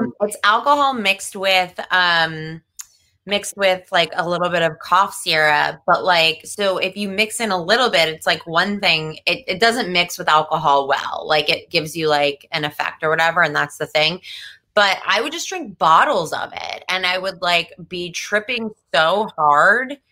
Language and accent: English; New Jersey, United States; accent: New Jersey; I grew up in New Jersey